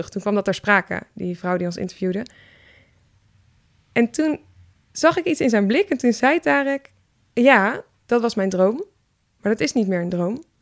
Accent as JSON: {"language": "Dutch", "country": "Syria", "second_language": "Dutch", "lives_now": "Netherlands", "said": "ik ben tandarts en ik kom uit Syrië."}